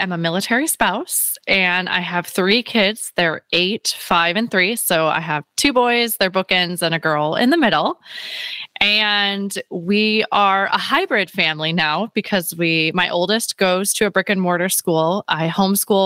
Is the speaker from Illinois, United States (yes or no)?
yes; Chicago, Illinois, United States; moved away as an adult; now in San Diego, United States; I'm originally from Chicago. We're living now in San Diego with the military